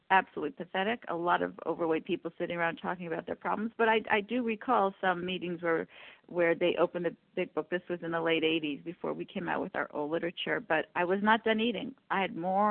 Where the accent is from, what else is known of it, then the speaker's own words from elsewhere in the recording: Canada; I'm from Canada